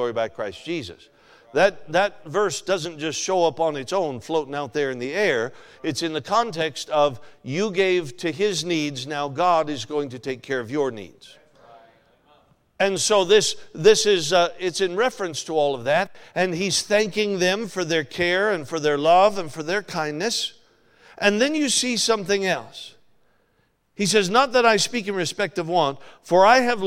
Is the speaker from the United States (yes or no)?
yes; Alaska, United States; moved away as an adult; now in Ohio, United States; I'm from Alaska, you know that. Spent most of my life in Alaska.